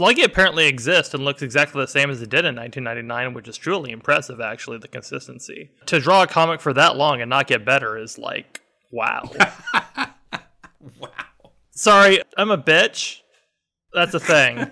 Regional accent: Phoenix, Arizona, United States; also born or lived in Hamilton, Ohio; I'm a desert rat, grew up in Phoenix, lived here my entire life, probably will never go anywhere else.

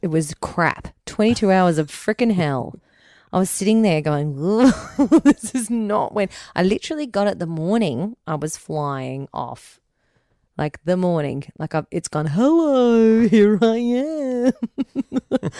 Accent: Ireland; we're Irish

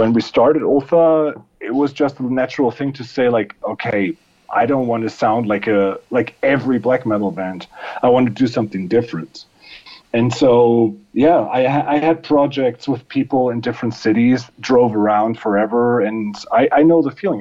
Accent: Germany; I want to have a band in my hometown

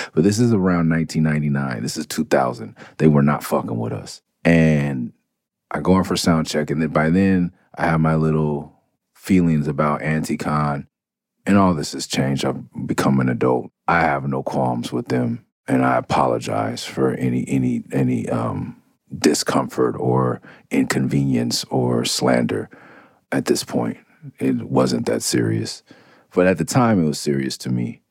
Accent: Los Angeles, California, United States; also born or lived in Tucson, Arizona; I'm from Mid City. I'm from Clover, I'm off Cloverdale. I'm from Midtown, I'm from Okey Dog, whatever you want to call it. That is where I'm from

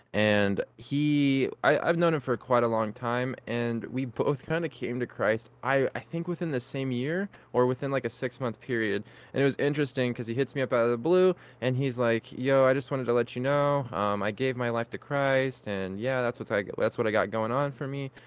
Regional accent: California, United States; we're from California

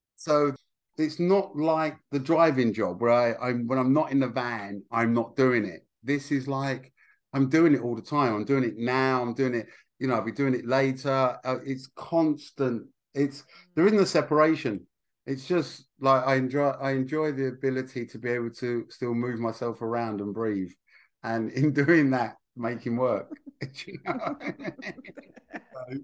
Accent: Essex, East of England, United Kingdom; I'm from Essex

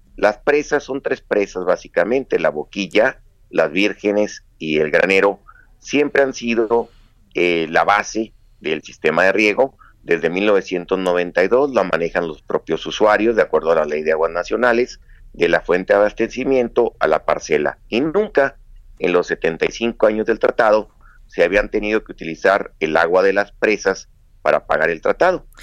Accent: Chihuahua, Mexico

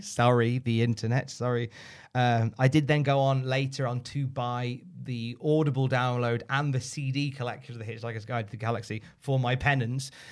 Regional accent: United Kingdom; we're British

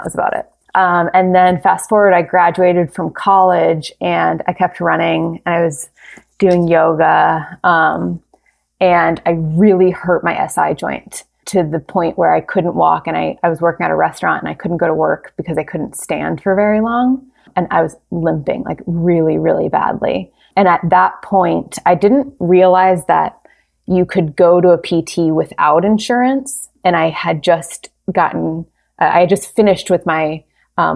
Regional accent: Cincinnati, Ohio, United States; moved away; also born or lived in Fairfax, California; I grew up in Cincinnati, Ohio

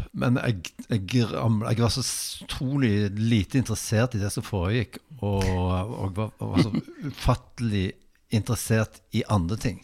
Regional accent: Bodø, Nordland, Norway; now in Stavanger, Norway; jeg vokste opp i Eller utenfor, rett utenfor Bodø i eh, Nord-Norge.

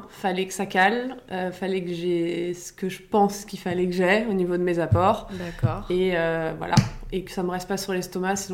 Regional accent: Paris, Île-de-France, France; j'ai 33 ans, j'habite à Paris, euh, je suis née à Paris

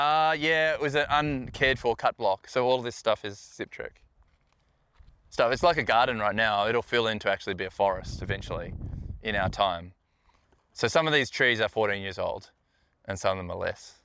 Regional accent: Melbourne, Victoria, Australia; now in New Zealand; I grew up in Melbourne

